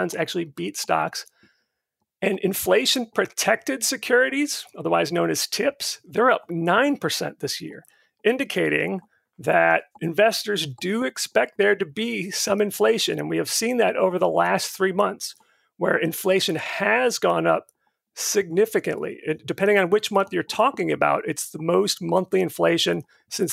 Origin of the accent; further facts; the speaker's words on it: Florida, United States; moved away; I grew up in Florida